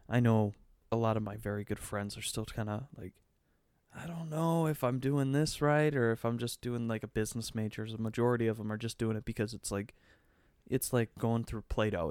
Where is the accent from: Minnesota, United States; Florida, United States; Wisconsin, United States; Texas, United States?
Wisconsin, United States; moved away; school in my hometown